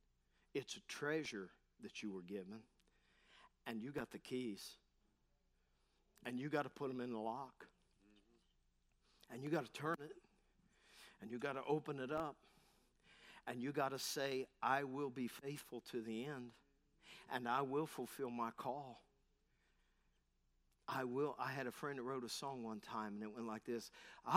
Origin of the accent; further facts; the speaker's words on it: Parkersburg, West Virginia, United States; Had a friend say to me, where are you from? I said, Parkersburg.